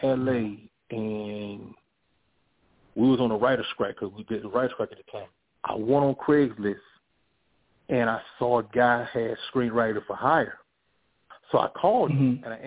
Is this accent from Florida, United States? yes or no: no; Virginia Beach, Virginia, United States; also born or lived in Los Angeles; I am from Virginia Beach, Virginia. Born and raised. Spent some years in Los Angeles, but I'm born and raised in Virginia Beach, Virginia